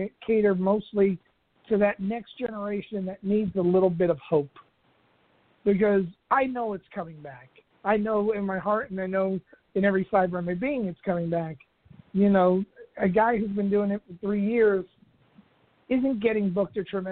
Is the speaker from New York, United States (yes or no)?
yes; New York, United States; I was from New York